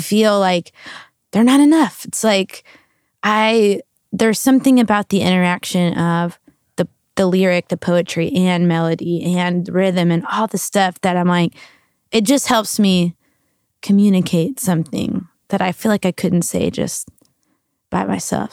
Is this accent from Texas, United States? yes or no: yes; New Braunfels, Texas, United States; moved away as an adult; also born or lived in South Carolina; now in Nashville, United States; I'm originally a Texan, so that's where I grew up in New Braunfels, Texas, which is in between Austin and San Antonio